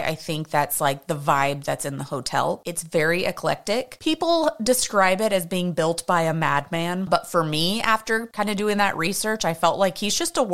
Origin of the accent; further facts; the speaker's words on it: Houston, Texas, United States; I'm from Houston, so I'm used to the heat.